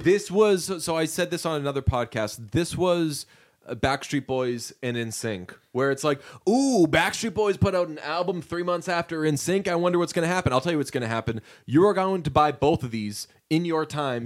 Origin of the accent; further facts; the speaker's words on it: United States; as an American